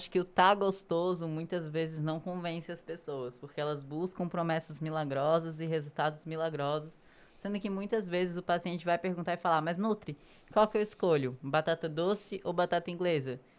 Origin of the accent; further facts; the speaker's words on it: Northeast Region, Brazil; E eu sou nordestina.